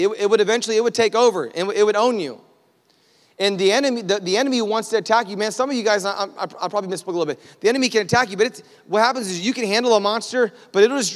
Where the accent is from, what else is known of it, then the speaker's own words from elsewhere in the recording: United States; I'm American. Like, we're just not used to quietness